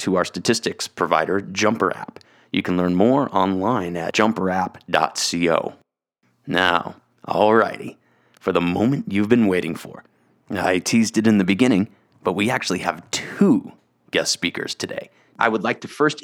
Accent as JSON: {"language": "English", "region": "South Florida", "country": "United States", "said": "I'm from South Florida"}